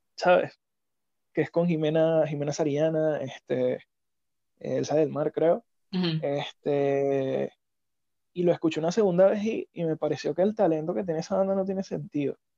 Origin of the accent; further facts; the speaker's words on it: Venezuela; nosotros como venezolanos